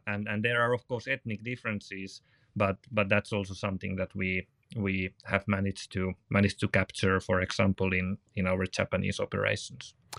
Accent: Finland; from Finland

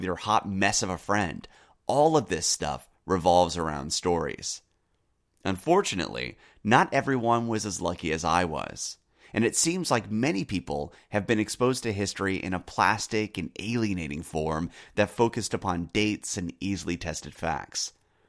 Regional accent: United States; also born or lived in United Kingdom; As a Brit growing up in the U.S., I had a unique perspective on history

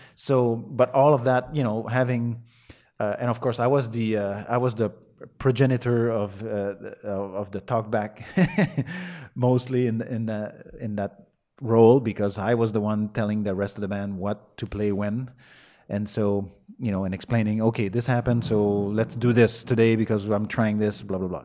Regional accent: north of Montreal, Quebec, Canada; English is a second language; I was born in Montreal, raised, uh, in the woods, an hour and a half north of Montreal.

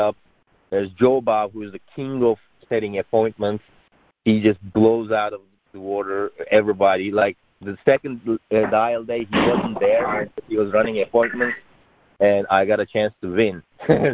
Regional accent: Turkey; moved away as an adult; I'm originally from Turkey. I came here about 12 years ago for getting my computer engineering degree

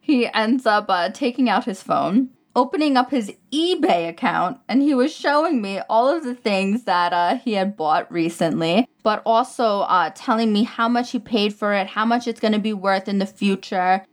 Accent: New York, United States; moved away as an adult; now in Dubai, United Arab Emirates; I'm, I'm from New York

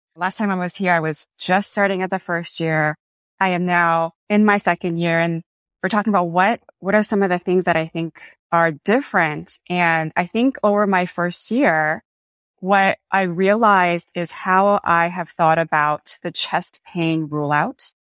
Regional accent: Los Angeles, California, United States; I am from Los Angeles

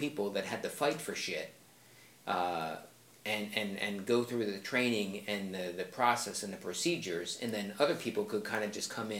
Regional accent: Philadelphia, Pennsylvania, United States; moved away; also born or lived in Chicago; I was born and raised in Northeast Philadelphia. Even though I'm from Philadelphia

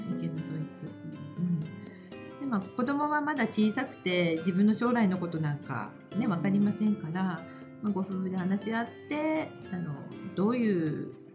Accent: Japan; 私は日本で育ったもんですから

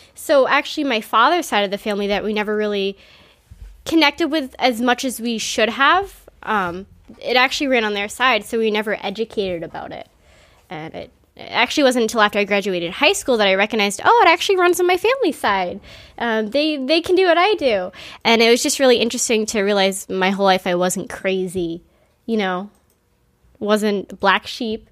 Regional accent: Quincy, Massachusetts, United States; I grew up in Squanum.

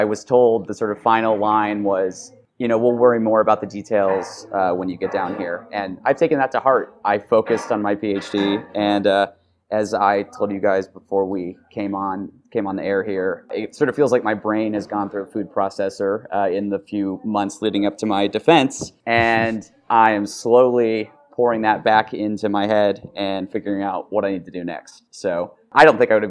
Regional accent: Independence, Missouri, United States; moved away; where I grew up in Independence, Missouri

